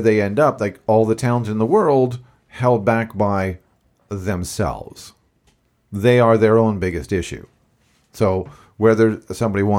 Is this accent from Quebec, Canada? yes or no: yes; Beaconsfield, Quebec, Canada; my hometown of Beaconsfield, Quebec, which is in the West Island.